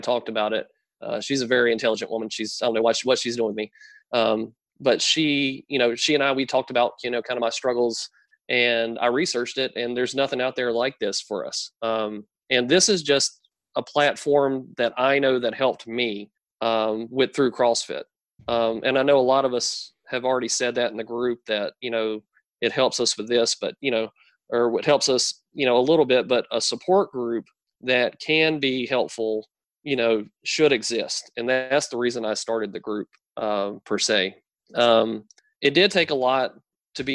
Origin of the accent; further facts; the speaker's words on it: North Carolina, United States; where I grew up, I grew up in a small town in North Carolina.